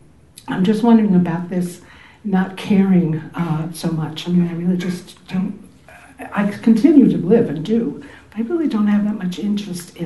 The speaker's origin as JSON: {"language": "English", "town": "New York City", "region": "New York", "country": "United States", "moved": "yes", "said": "I'm from Brooklyn Heights in New York"}